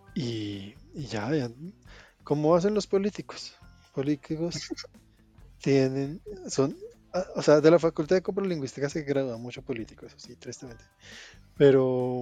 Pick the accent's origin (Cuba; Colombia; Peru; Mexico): Colombia